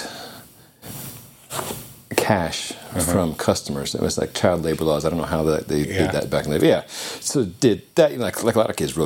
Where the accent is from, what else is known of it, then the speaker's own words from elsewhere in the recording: Albuquerque, New Mexico, United States; moved away as an adult; now in Boulder, United States; I say I'm from Albuquerque. I claim New Mexico proudly.